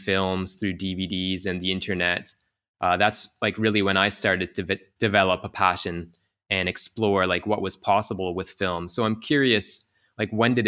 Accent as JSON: {"language": "English", "country": "Canada", "tie": "born or raised there", "moved": "yes", "lives_now": "Tokyo, Japan", "said": "close to my hometown"}